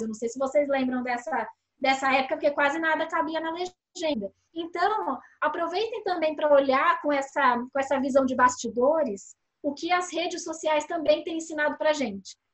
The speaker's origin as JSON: {"language": "Portuguese", "country": "Brazil", "said": "A gente, como brasileiro"}